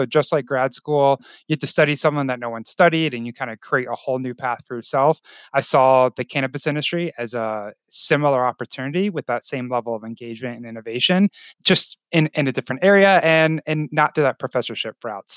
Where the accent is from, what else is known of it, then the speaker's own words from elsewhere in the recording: Florida, United States; now in Colorado, United States; Growing up in Florida